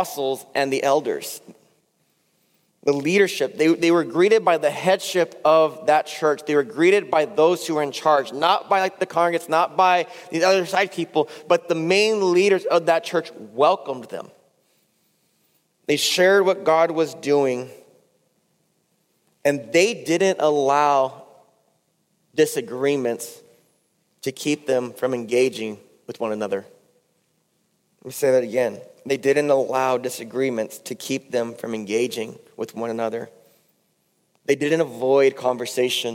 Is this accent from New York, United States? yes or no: no; California, United States; I'm from California